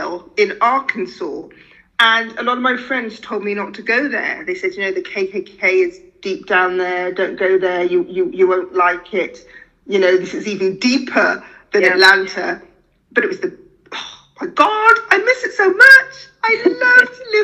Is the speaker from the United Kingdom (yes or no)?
yes; United Kingdom; accent: British; moved away as an adult; also born or lived in Deep South, United States; the British accent